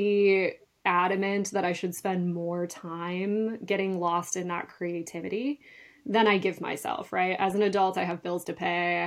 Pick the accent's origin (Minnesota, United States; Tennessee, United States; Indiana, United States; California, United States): Minnesota, United States; north of Duluth, northern; I actually grew up in northern Minnesota, just north of Duluth on the shores of Lake Superior